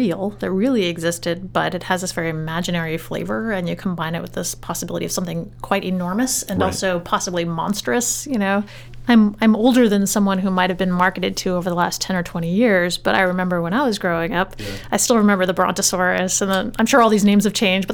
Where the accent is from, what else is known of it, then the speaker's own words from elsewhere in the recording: Portland, Maine, United States; I was growing up in the Portland area